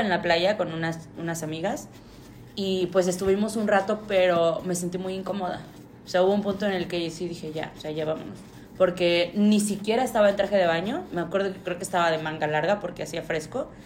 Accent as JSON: {"language": "Spanish", "country": "Mexico", "said": "nosotros los mexicanos"}